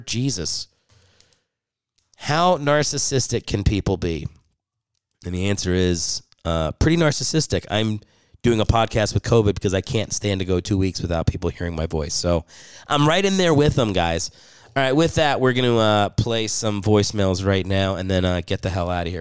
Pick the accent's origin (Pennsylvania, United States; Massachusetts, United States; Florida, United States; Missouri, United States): Pennsylvania, United States; Philadelphia; now in Los Angeles, United States; I'm from Philly.